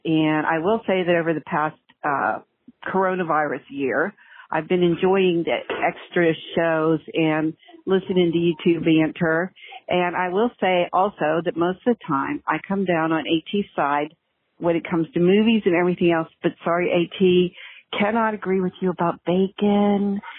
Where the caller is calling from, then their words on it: Rock Hill, South Carolina, United States; I'm calling from Rock Hill, South Carolina.